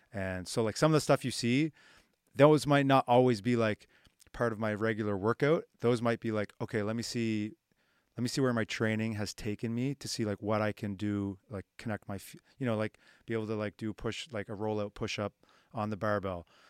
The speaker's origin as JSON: {"language": "English", "town": "Halifax", "region": "Nova Scotia", "country": "Canada", "tie": "born or raised there", "said": "where I grew up in the North End"}